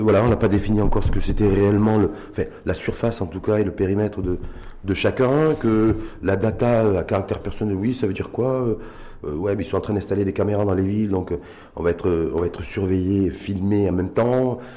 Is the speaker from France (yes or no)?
no; Morocco; chez nous au Maroc